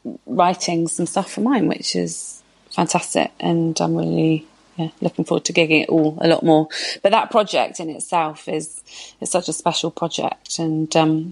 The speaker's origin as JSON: {"language": "English", "town": "Bristol", "region": "South West England", "country": "United Kingdom", "tie": "born or raised there", "also_born_or_lived": "London / Birmingham", "moved": "as an adult", "lives_now": "Bristol, United Kingdom", "said": "when we moved back to Bristol, my hometown"}